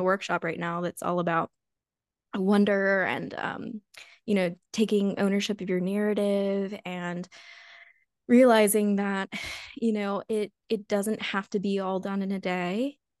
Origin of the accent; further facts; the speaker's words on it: United States; growing up in the United States